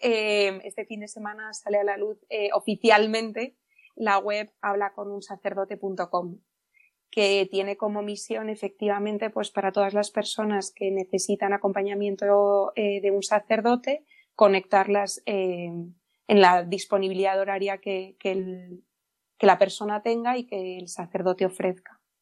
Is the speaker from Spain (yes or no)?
yes; Madrid, Community of Madrid, Spain; yo soy de Madrid